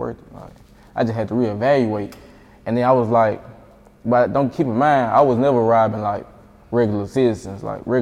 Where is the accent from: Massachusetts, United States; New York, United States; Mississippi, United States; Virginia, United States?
Mississippi, United States; Jackson; moved away; Jackson, my hometown